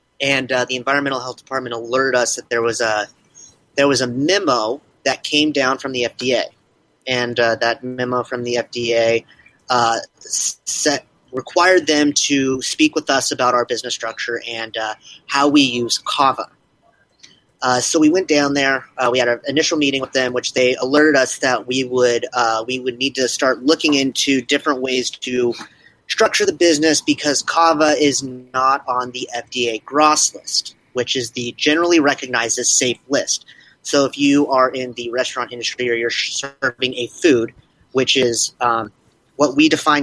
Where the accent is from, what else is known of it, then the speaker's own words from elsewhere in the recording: San Diego, California, United States; I am born and raised in San Diego